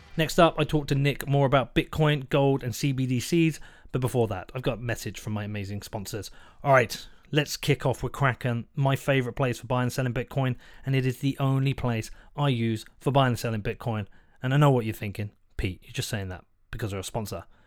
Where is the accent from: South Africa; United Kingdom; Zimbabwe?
United Kingdom; being British